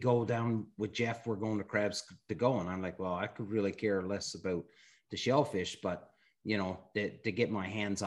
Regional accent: Newfoundland and Labrador, Canada; I was from Newfoundland

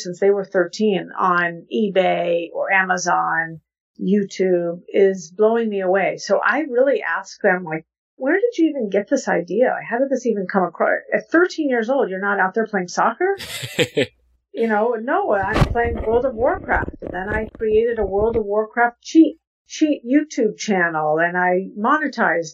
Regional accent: Santa Fe, New Mexico, United States; now in New York City, United States; I'm from Santa Fe, New Mexico. So I grew up eating incredible Mexican food

